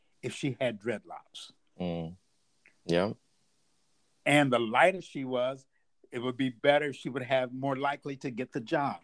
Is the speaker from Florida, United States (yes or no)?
no; Louisville, Kentucky, United States; moved away as an adult; also born or lived in Kent, Ohio; I grew up in Louisville, Kentucky, in a funeral home.